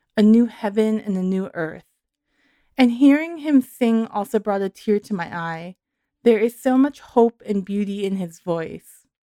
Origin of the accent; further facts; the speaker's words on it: New York, United States; moved away; also born or lived in Santa Cruz; I grew up in New York